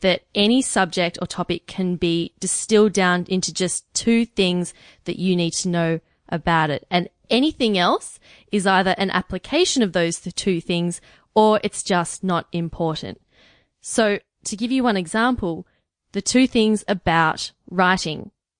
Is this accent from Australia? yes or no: yes; Australia; As an Australian, we love Canadians.